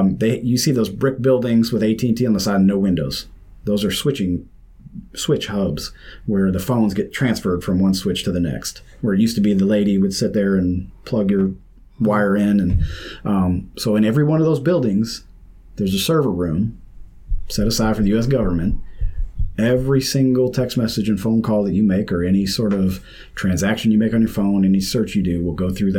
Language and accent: English; St. Louis, Missouri, United States; Well, I'm from St. Louis